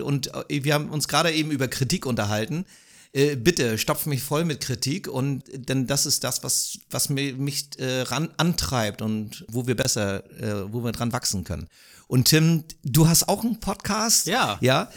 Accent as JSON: {"language": "German", "country": "Germany", "said": "mich als Deutscher"}